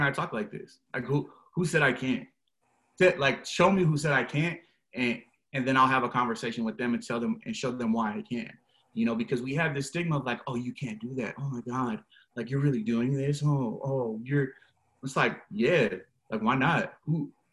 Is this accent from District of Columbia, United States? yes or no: no; Seattle, Washington, United States; I'm from West Seattle, like born and raised